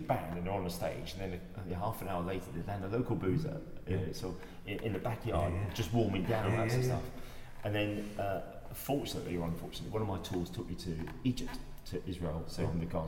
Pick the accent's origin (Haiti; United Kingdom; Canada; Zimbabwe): United Kingdom; London; moved away as an adult; now in Chippenham, United Kingdom; I grew up in Notting Hill